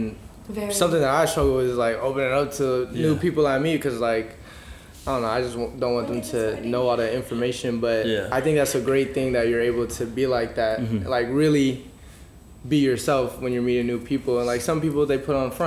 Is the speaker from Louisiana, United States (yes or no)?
no; Seattle, Washington, United States; moved away as an adult; also born or lived in Atlanta; now in San Francisco, United States; I was born and raised in Seattle, but I've had experience living in, like, Atlanta. I moved out here for college